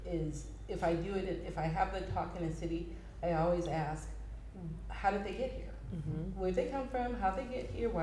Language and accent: English; Oakland, California, United States; I grew up in East Oakland most of my life